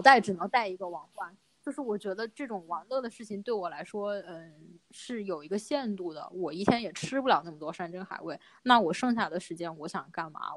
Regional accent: Wuhan, Hubei, China; 其实我们家，我估计在武汉就没有什么，就是不是一个典型的武汉家庭的饮食

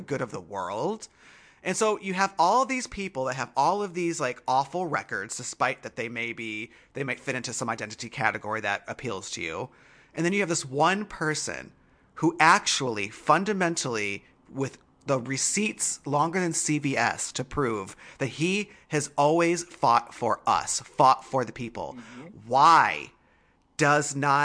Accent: Michigan, United States; I was raised in Michigan.

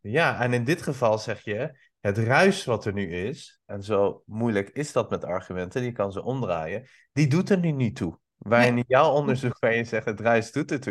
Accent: Iran; also born or lived in Albania; now in Netherlands; Ik kom oorspronkelijk uit Iran

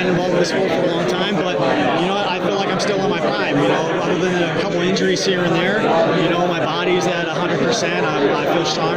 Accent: Florida, United States; now in Crystal Lake, United States; I grew up down in Florida

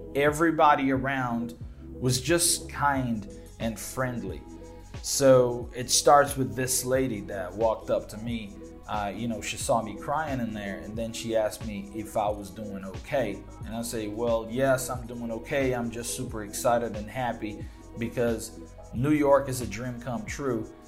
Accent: Belo Horizonte, Minas Gerais, Brazil; English is a second language; I'm from Belo Horizonte, right? We have only one subway line.

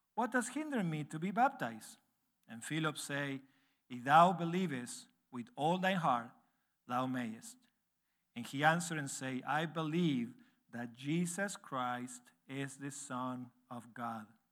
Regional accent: Argentina; English is a second language; moved away as an adult; now in Uruguay; I was born and raised in Argentina, so that you can see that I have an accent when I speak English.

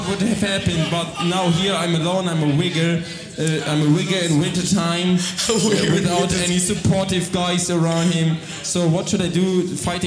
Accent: Berlin, Germany; I'm from Berlin, Germany

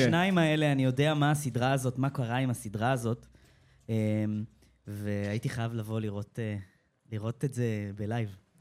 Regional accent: Rosh HaAyin, Central District, Israel; למדתי במרכז אה, אה, אומנויות, איפה שגדלתי, שזה ראש העין

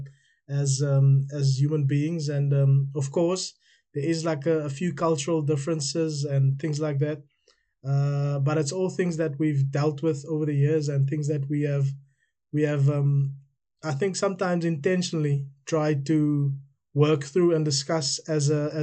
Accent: South Africa; now in United Kingdom

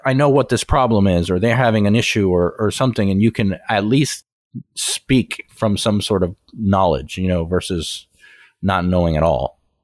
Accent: Miami, Florida, United States; I'm originally from Miami

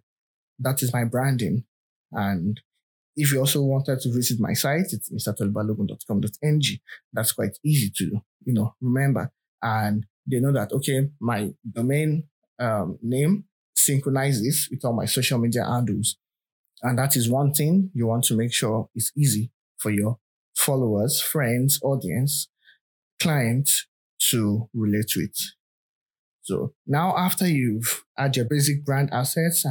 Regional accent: Nigeria; I'm a Nigerian

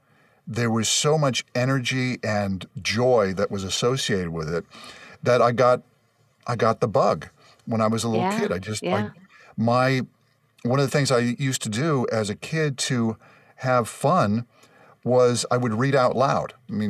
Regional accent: Los Angeles, California, United States; Well, I grew up in Los Angeles, actually, the West San Fernando Valley.

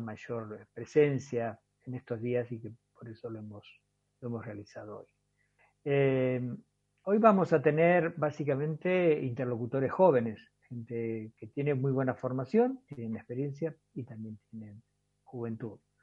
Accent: La Matanza, Buenos Aires Province, Argentina; now in Jujuy, Argentina; Yo también soy originario de Urbano, ya hace como 40 años que estoy por aquí

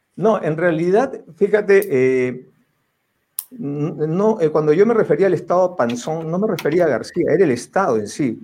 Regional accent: Peru; como peruanos

